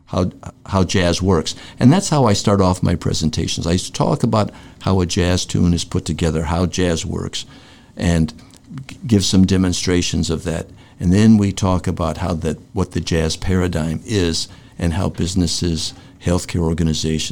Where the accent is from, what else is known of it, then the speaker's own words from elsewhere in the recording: New York, United States; I grew up in New York, in Greenwich Village, and I was a theater kid